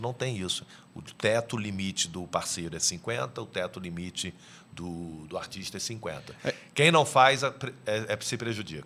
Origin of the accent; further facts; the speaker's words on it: Niterói, Rio de Janeiro, Brazil; Eu sou de Niterói, no Rio de Janeiro